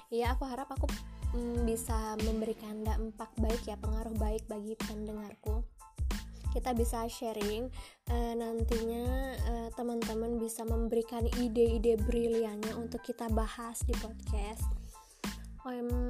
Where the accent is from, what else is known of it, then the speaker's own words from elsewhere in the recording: Bali, Indonesia; aku dari Bali, usiaku 24 tahun.